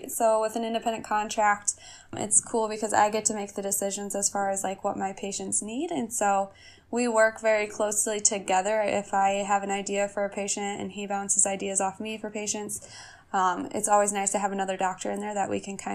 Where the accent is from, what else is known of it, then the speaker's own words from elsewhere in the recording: Oelwein, Iowa, United States; So I actually so moved back to my hometown here in Oelwein.